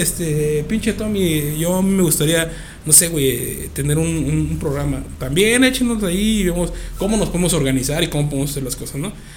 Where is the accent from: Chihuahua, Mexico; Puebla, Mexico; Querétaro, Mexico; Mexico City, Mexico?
Querétaro, Mexico; somos gente chida, somos gente buena onda, somos queretanos